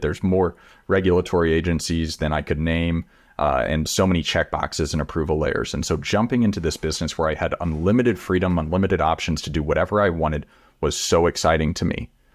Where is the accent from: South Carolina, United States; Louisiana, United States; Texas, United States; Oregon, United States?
Texas, United States; I grew up in Texas